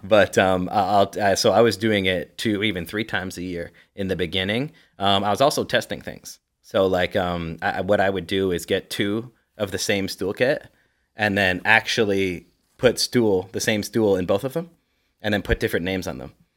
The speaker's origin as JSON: {"language": "English", "country": "Canada", "also_born_or_lived": "Ontario", "said": "I'm Canadian"}